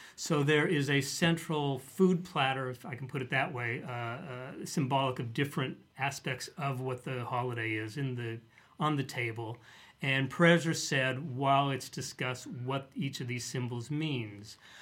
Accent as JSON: {"language": "English", "town": "Denver", "region": "Colorado", "country": "United States", "tie": "born or raised there", "said": "the community where I grew up in Denver"}